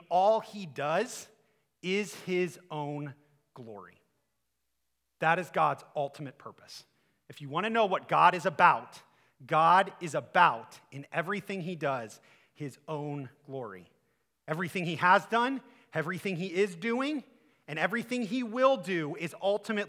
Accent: Akron, Ohio, United States; I'm from Akron

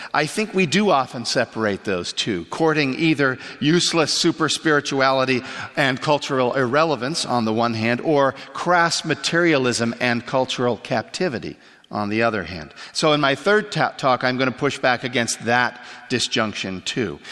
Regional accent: Canada; moved away; I grew up in Canada

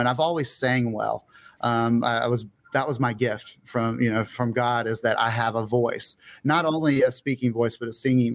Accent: Pensacola, Florida, United States; moved away; I was born where I am right now in Pensacola, Florida. I did leave for 10 years and came back. So I've been back here in my hometown for a long time

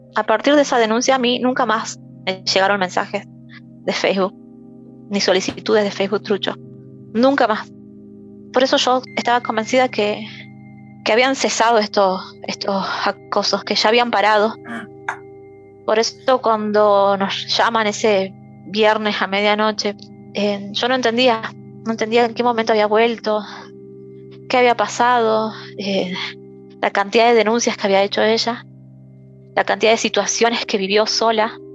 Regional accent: Salta, Argentina; yo soy de Salta

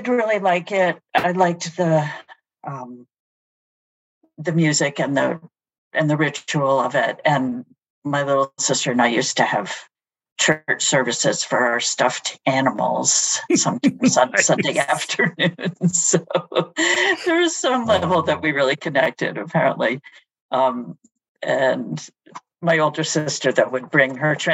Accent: Cambridge, Massachusetts, United States; I grew up in Cambridge, and my first school experience was at St. Anne's Nursery

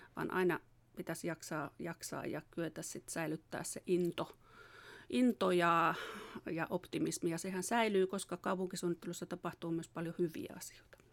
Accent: Säynätsalo, Central Finland, Finland; also born or lived in Tampere; mä oon kotoisin tuosta Säynätsalosta, opiskellut Tampereella ja, ja sitten tavallaan tänne kotiseudulle

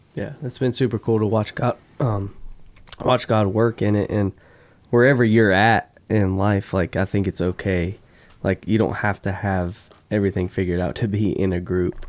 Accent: Florida, United States; I grew up in Florida

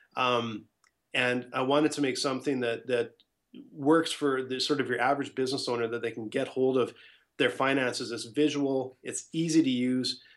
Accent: Edmonton, Alberta, Canada; also born or lived in Ottawa / Scottsdale, Arizona; I'm from Edmonton, Alberta

